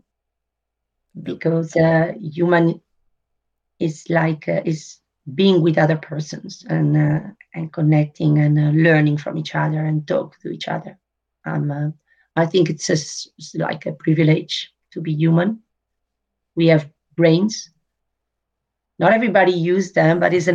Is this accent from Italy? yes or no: yes; Italy; now in Netherlands; I was born in Italy.